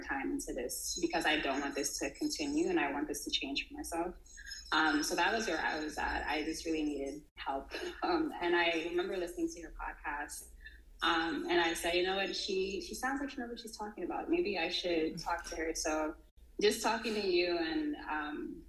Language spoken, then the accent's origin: English; New York City, New York, United States; moved away as an adult; now in Senegal; I grew up in Harlem, New York City, so that's where I spent most of my life